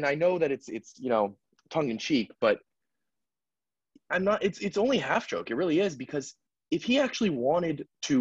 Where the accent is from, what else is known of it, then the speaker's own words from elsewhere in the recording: United States; I'm American, so I say dollars